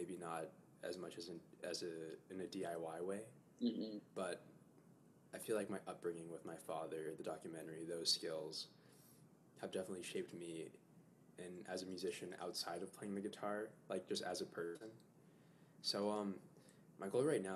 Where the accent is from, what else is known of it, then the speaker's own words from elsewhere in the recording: Los Angeles, California, United States; moved away as an adult; now in New York, United States; I grew up mainly in Los Angeles